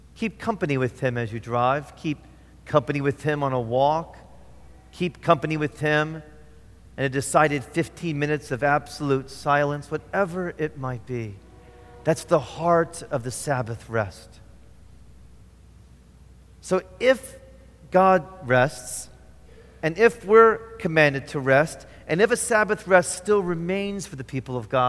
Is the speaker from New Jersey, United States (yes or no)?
no; Indiana, United States; moved away; I grew up in Indiana.